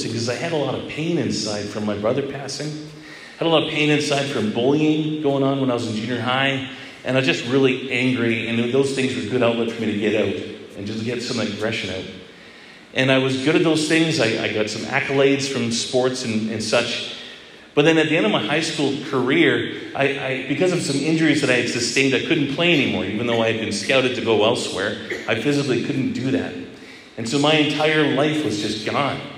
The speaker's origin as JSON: {"language": "English", "town": "Edmonton", "region": "Alberta", "country": "Canada", "tie": "born or raised there", "said": "I grew up in Edmonton, Alberta, and my mom was involved in the renewal there"}